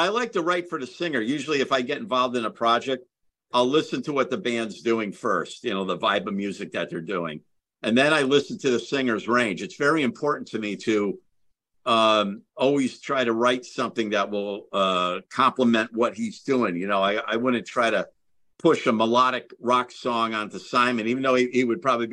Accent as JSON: {"language": "English", "region": "Connecticut", "country": "United States", "said": "I'm from Connecticut."}